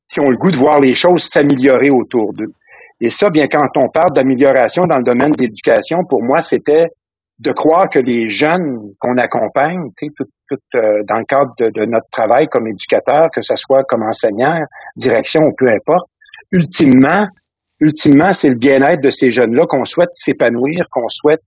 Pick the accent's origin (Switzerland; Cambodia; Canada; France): Canada; Salaberry-de-Valleyfield, Quebec; moved away as an adult; also born or lived in Cap-de-la-Madeleine, Trois-Rivières, Quebec; now in Ontario, Canada; je suis né dans la région du Cap de la Madeleine, la Trois-Rivières. OK. Mais j'ai grandi, euh, j'ai grandi principalement mon adolescence dans la région de, de Valleyfield, dans le sud-ouest de Montréal